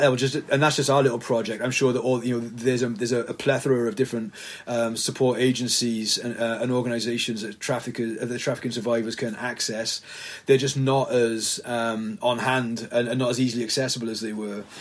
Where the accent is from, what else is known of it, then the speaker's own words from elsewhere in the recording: the Valleys, Wales, United Kingdom; moved away as an adult; now in Cardiff, United Kingdom; I was a pastor up in the valleys in my hometown from about 2007